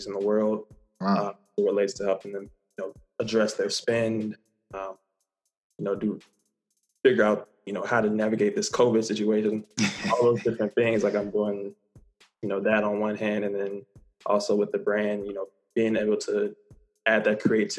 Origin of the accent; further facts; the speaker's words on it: Chicago, Illinois, United States; I'm from Chicago